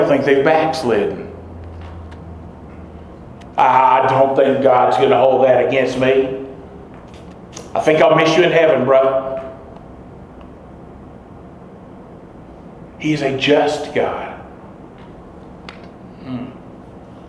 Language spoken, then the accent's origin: English; hometown about 30 miles from Knoxville, Tennessee, United States; at the First Baptist Church in my hometown.